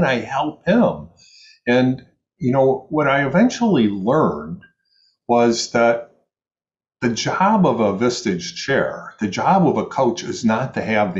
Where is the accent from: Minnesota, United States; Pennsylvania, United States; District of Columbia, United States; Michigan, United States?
Michigan, United States; now in New York City, United States; I'm from the Midwest. I'm from Michigan, so people think that I'm nicer